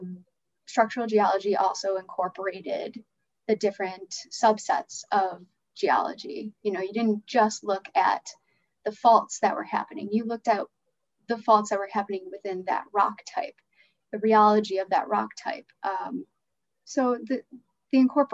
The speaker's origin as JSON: {"language": "English", "town": "Chicago", "region": "Illinois", "country": "United States", "tie": "born or raised there", "said": "growing up in Chicago"}